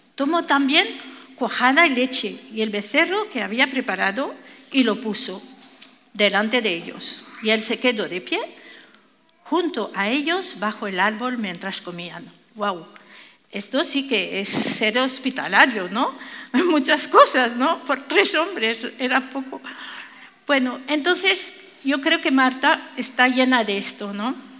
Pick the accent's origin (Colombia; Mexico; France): France; Spanish is a second language; now in Spain; Yo soy francesa